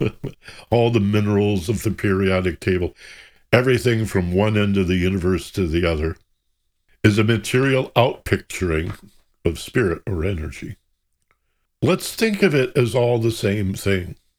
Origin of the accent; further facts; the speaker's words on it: Michigan, United States; I grew up in Michigan